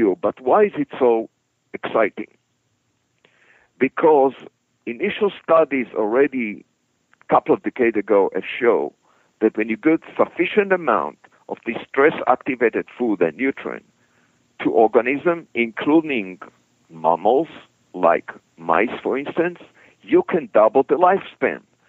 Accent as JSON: {"language": "English", "country": "Israel", "moved": "as an adult", "said": "I came from Israel originally."}